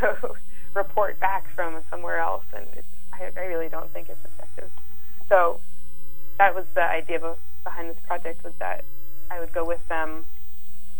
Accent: Massachusetts, United States; I'm come from Massachusetts

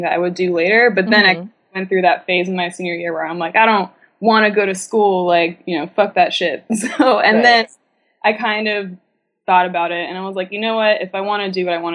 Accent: Orlando, Florida, United States; moved away as an adult; also born or lived in Chicago; now in New York, United States; I grew up in Orlando, Florida

